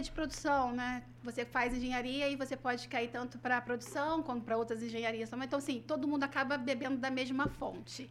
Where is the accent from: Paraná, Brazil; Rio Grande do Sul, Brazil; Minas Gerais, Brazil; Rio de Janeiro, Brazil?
Rio de Janeiro, Brazil; accent: carioca; moved away; sou nascida no Rio, nascida e criada no Rio